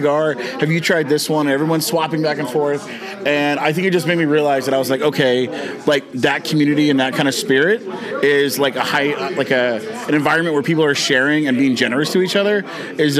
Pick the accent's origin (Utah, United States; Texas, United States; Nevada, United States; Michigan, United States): Texas, United States; moved away as an adult; also born or lived in Seattle; originally from Texas. Then I moved to Seattle for about 8 years for work